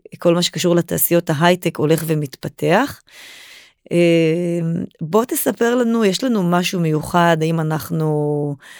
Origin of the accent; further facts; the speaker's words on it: Israel; אנחנו כישראלים